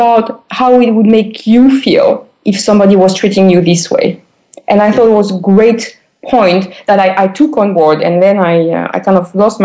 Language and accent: English; France; I've been described most of the time as an American guy in a French female body